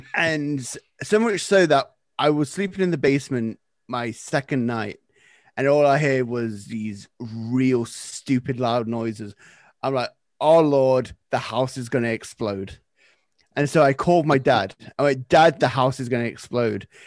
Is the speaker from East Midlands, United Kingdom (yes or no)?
yes; Nottingham, East Midlands, United Kingdom; moved away as an adult; now in Canada; I am originally from Nottingham, England.